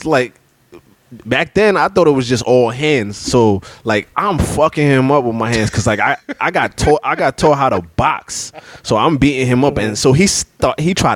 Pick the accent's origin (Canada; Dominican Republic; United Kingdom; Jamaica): Jamaica; I'm a Jamaican